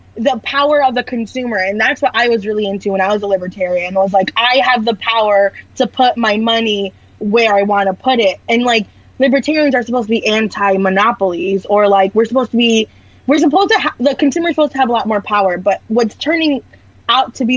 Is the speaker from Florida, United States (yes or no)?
yes; Orlando, Florida, United States; I'm from Florida. I'm from Orlando